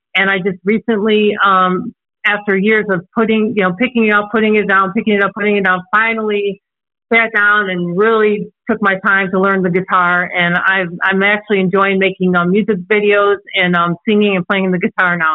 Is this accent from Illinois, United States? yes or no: yes; Antioch, Illinois, United States; also born or lived in Chicago, Illinois; I'm actually originally from Chicago, Illinois. As you can probably hear, I don't have an accent. Um, but um, I was originally from Chicago, Illinois, and we had moved um, from Chicago to a small town um, called Antioch in Illinois. And um, we moved there when I was six years old